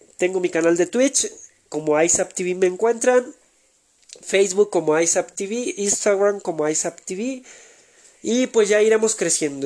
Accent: Mexico; México, que es mi país natal.

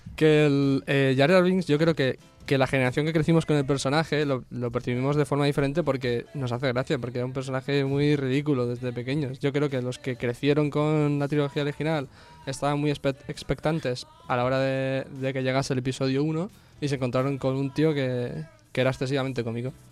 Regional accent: Catalonia, Spain; yo soy catalán

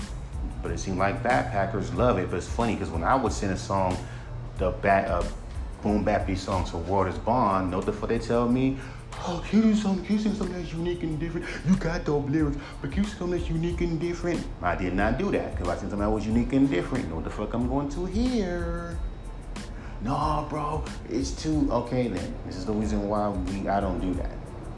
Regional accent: West Coast, United States; the only thing that's unique is that I'm from the West Coast and I'm rapping over a UK drill beat.

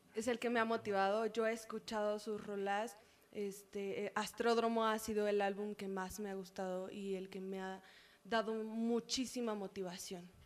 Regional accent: San Antonio la Isla, State of Mexico, Mexico; San Antonio, la isla, Estado de México

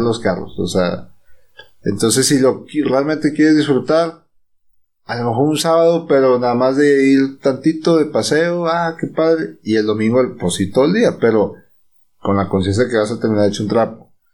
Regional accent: Mexico; somos mexicanos

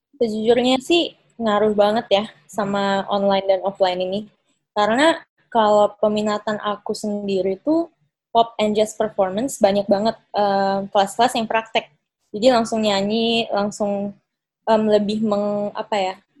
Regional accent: Makassar, South Sulawesi, Indonesia; sekarang kan di kota aku, kebetulan pas sekarang lagi di Makassar

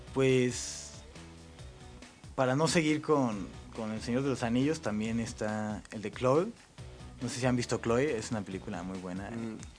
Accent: Mexico City, Mexico; also born or lived in Monterrey; mi papá se vino por el trabajo. para acá. Entonces soy más chilango que regio

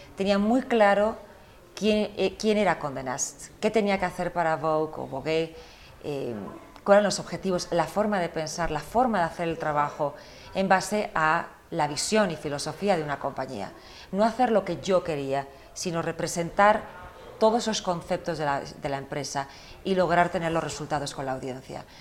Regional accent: United States; also born or lived in Spain; yo nací en España, pero crecí en Estados Unidos

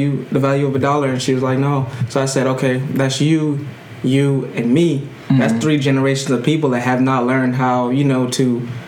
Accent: Johns Island, South Carolina, United States; moved away as an adult; from Johns Island, South Carolina, born and raised. Currently don't live here, but I'm here now

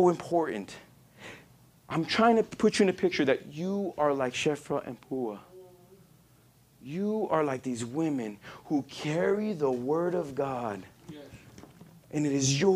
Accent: El Paso, Texas, United States; moved away; I'm from El Paso, Texas, if you guys don't know. I grew up in the hood

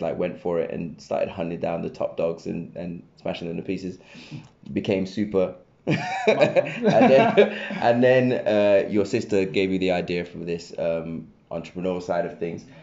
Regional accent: Reading, South East England, United Kingdom; I grew up in Reading

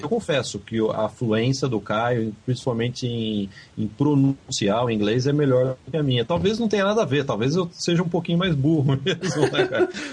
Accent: Brazil; moved away as an adult; now in Canada; quando era criança no Brasil

